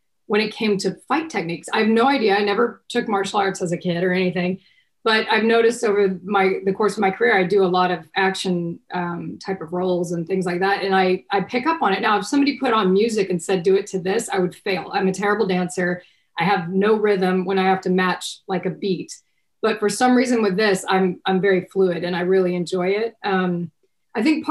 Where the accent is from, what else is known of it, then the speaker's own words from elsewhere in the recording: Texas, United States; I'm from Texas